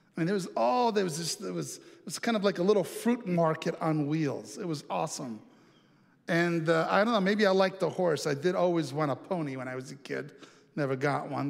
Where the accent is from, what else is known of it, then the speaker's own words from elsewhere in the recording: Italy; moved away; I have some really treasured memories uh, from growing up in Italy